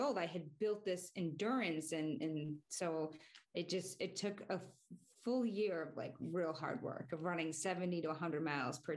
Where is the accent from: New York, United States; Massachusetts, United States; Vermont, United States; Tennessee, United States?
Massachusetts, United States; Belmont; we grew up in Belmont, Massachusetts, which is just like 6 miles away from the Boston Marathon finish line